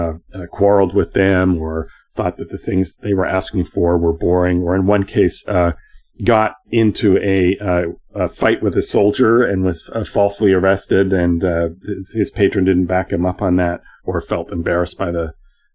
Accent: Canada; I'm a Canadian.

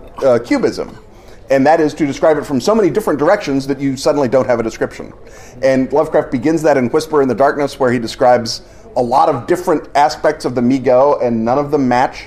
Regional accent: United States; I am an American of Irish extraction

